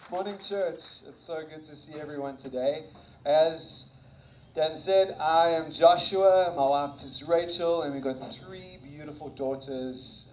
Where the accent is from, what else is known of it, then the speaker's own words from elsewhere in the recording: South Africa; moved away; I graduated from high school in South Africa